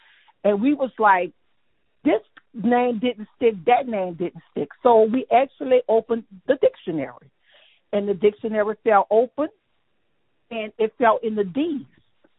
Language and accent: English; New Orleans, Louisiana, United States; I was born and raised in the Uptown area.